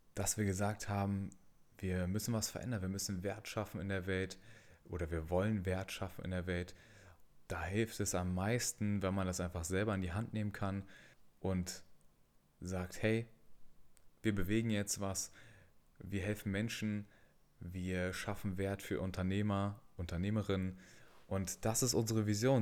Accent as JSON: {"language": "German", "region": "Berlin", "country": "Germany", "tie": "born or raised there", "said": "tatsächlich auch in Berlin geboren und aufgewachsen"}